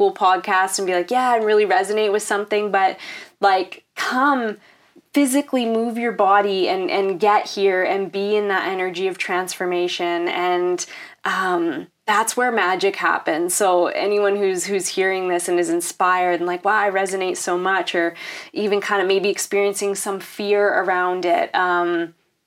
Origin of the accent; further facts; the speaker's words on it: Canada; Am I being Canadian?